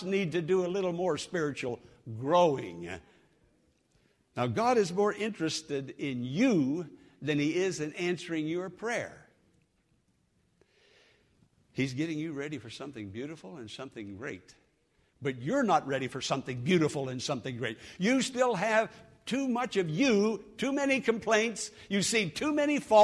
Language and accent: English; Western Pennsylvania, United States; moved away; I'm from Western Pennsylvania, as you know, hill country